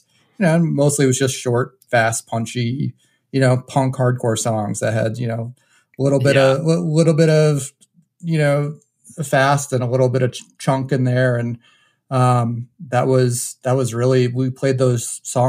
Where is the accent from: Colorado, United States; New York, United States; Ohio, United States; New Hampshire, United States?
New Hampshire, United States; I was actually born and raised in New Hampshire.